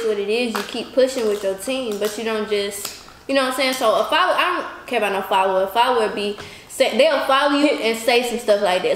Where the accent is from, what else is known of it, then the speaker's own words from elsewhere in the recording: Alabama, United States; moved away; I'm from Alabama.